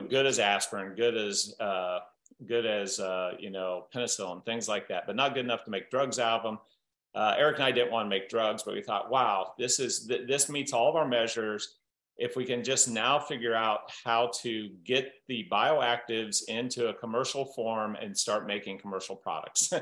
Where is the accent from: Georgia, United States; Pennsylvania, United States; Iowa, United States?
Iowa, United States; Southern; growing up in Southern Iowa, I had this uh, entrepreneurial great uncle